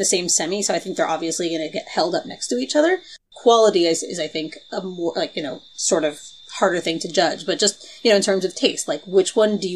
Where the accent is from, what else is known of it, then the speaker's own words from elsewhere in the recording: United States; As an American Eurofan